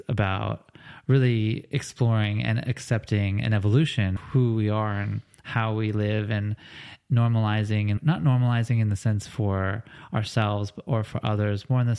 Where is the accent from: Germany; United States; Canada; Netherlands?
United States; Los Angeles, California; moved away; growing up in Los Angeles, I think that I was 4 when I started hustling.